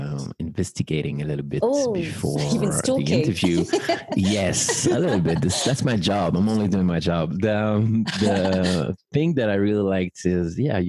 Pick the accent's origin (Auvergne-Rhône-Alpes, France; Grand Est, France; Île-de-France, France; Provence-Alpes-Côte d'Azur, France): Île-de-France, France; Paris; I'm …, professional ceremony officiant based in my hometown, Paris